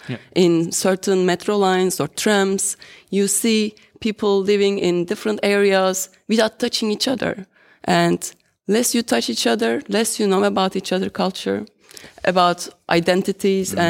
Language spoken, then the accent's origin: English; Turkey; moved away as an adult; now in Netherlands; I can say I am Turkish or I am from Turkey because I spent 33 years of my life over there